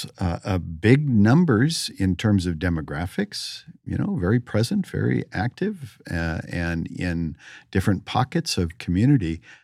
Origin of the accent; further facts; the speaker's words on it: California, United States; So I grew up in the Bay Area and enjoyed and immersed in El Teatro Campesino and the San Francisco Mime Troupe.